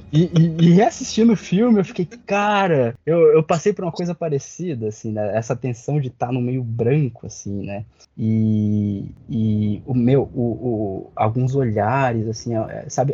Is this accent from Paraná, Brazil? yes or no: yes; Curitiba, Paraná, Brazil; also born or lived in Pernambuco; eu cresci em Curitiba, né? Tipo, eu nasci em Pernambuco, mas desde os meus seis anos de idade que eu moro em Curitiba